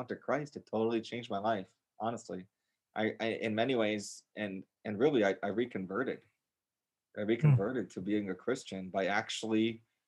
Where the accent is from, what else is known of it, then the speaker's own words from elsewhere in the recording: Gurnee, Illinois, United States; moved away as an adult; also born or lived in Serbia / Boston; I grew up north of Chicago in Gurnee, Illinois